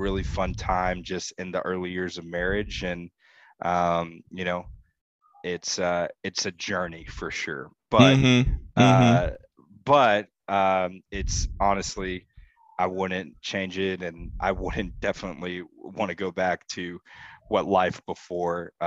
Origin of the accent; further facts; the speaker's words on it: Texas, United States; I am in Dallas, Texas. I am a Texan, born